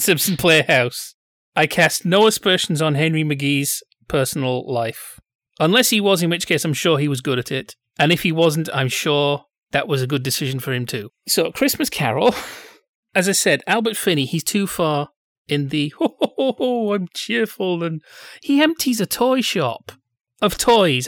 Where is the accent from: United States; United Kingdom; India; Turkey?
United Kingdom; England; Being English